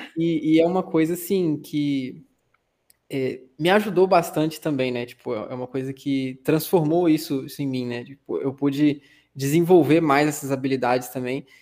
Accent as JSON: {"language": "Portuguese", "town": "São Fidélis", "region": "Rio de Janeiro", "country": "Brazil", "said": "eu sou de São Fidélis, interior do Rio de Janeiro, tem 30 e poucos mil habitantes"}